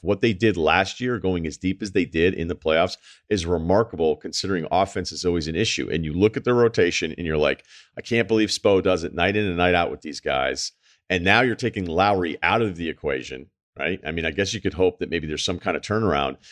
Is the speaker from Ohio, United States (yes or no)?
no; Massachusetts, United States; we're from Mass